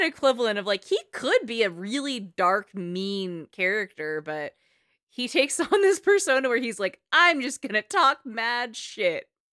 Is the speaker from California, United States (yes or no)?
yes; the Bay Area, California, United States; I'm from the Bay. It's an accent.